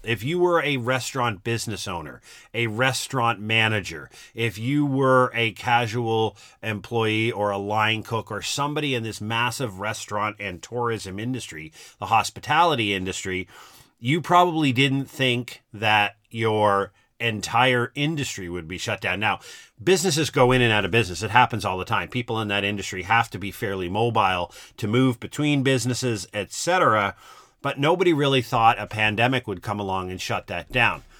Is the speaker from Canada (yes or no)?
yes; East Coast of Canada, Canada; I grew up in the East Coast of Canada